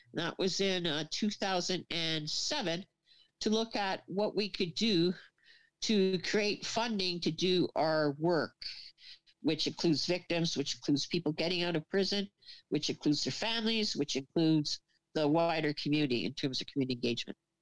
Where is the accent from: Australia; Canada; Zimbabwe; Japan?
Canada; Kingston, Ontario; now in Mission, Canada; I'm from Kingston, Ontario